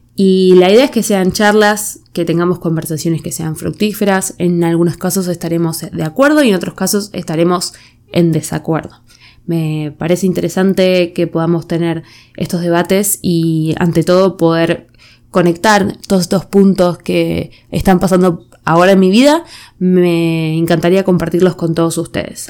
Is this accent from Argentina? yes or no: yes; Argentina; moved away as an adult; now in United States; viviendo siempre en Argentina, ser argentina nunca fue un rasgo identitario para mí